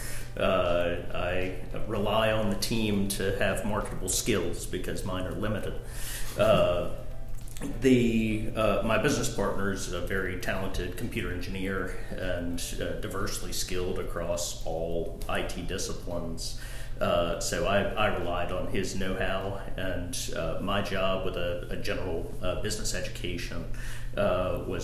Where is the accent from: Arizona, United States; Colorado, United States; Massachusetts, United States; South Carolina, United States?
South Carolina, United States; Greenville; also born or lived in Columbia, South Carolina; I grew up in Greenville, South Carolina